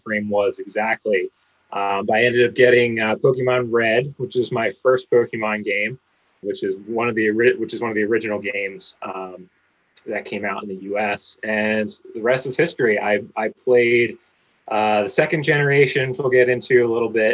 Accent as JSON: {"language": "English", "region": "Pennsylvania", "country": "United States", "tie": "born or raised there", "said": "Growing up in Pennsylvania together"}